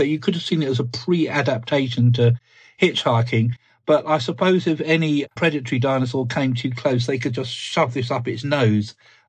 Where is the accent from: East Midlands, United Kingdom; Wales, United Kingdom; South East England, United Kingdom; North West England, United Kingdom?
South East England, United Kingdom; In fact, it was a discovery from quite close to where I grew up in Sussex, in the Weald of Sussex, in the sandstone.